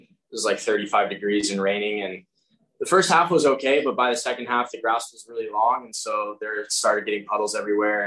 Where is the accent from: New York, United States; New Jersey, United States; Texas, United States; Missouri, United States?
Texas, United States; growing up in the Texas wind